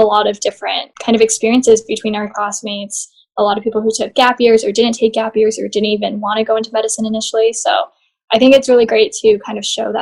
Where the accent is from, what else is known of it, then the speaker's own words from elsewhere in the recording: Honolulu, Hawaii, United States; also born or lived in Southern California; I was born and raised here in Honolulu, Hawaii.